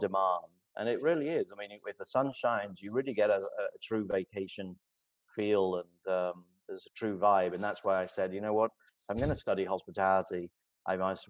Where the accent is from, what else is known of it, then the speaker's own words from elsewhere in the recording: Kenilworth, West Midlands, United Kingdom; also born or lived in Royal Leamington Spa, Warwickshire / New York / Seattle; now in Miami, United States; I was born there, but then grew up in a town called Kenilworth